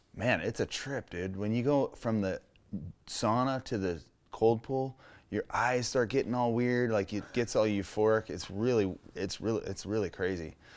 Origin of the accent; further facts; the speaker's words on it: Menifee, California, United States; also born or lived in Canyon Lake; Growing up in Menifee off the highway